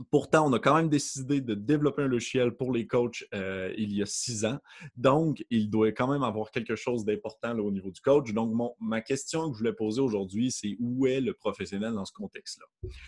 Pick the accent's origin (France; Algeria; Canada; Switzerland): Canada; Quebec; accent: Quebec; donc je suis, comme vous pouvez peut-être le remarquer avec mon léger accent du Québec